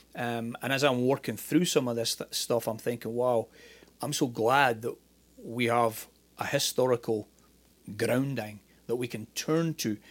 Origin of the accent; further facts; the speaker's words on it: Scotland, United Kingdom; moved away as an adult; also born or lived in Northern Ireland; now in United States; I'm Scottish